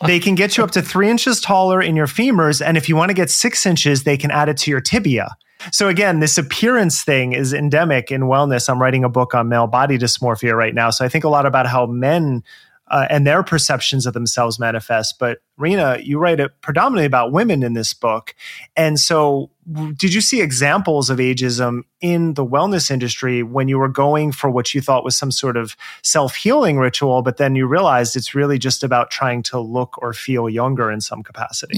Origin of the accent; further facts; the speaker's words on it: New Jersey, United States; moved away as an adult; also born or lived in New York City / Los Angeles; now in Portland, United States; I grew up in Jersey